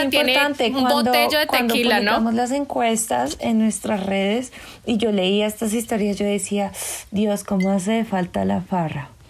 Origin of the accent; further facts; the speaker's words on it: Antioquia, Colombia; Lamentablemente no tengo el acento, pero sí soy paisa.